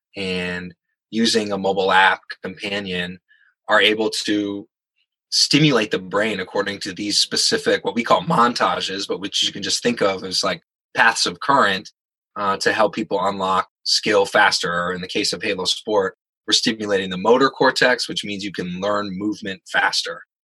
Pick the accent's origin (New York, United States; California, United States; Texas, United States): California, United States; San Francisco; I'm from San Francisco